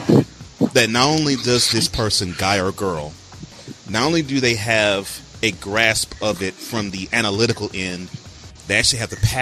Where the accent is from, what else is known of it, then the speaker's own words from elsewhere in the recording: Louisiana, United States; I was born in Louisiana